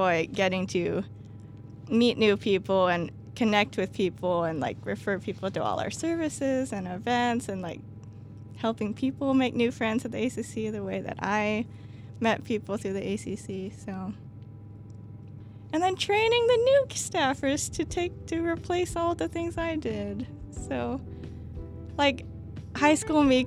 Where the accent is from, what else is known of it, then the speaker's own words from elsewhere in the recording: Western Kentucky, United States; moved away as an adult; now in Bloomington, United States; I'm from Western Kentucky.